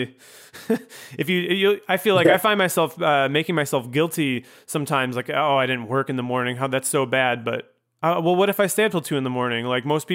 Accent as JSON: {"language": "English", "town": "Chicago", "region": "Illinois", "country": "United States", "tie": "born or raised there", "said": "I grew up in Chicago"}